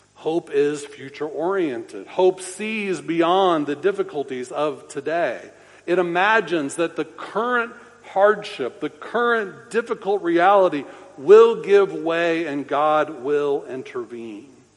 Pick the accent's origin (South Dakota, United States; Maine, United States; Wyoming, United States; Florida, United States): Florida, United States; Orlando; I grew up in Orlando uh, near Big Tree Park